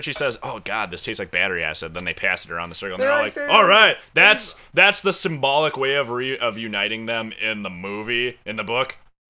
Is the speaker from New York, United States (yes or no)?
no; St. James, Minnesota, United States; My hometown is St. James, Minnesota.